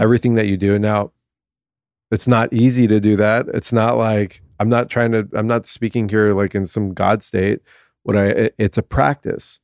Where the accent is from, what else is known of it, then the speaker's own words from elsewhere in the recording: Southern California, United States; born and raised in Southern California